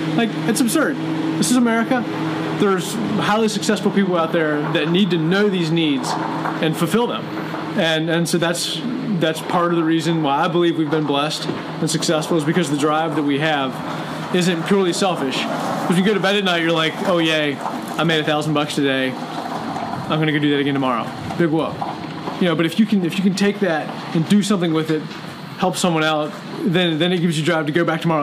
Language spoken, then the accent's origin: English; Virginia, United States; born or raised there; moved away as an adult; now in Lancaster, Missouri, United States